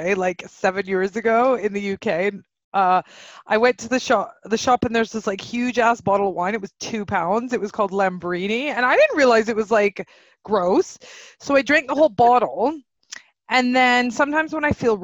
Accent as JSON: {"language": "English", "country": "Canada", "said": "we're three Canadian girls"}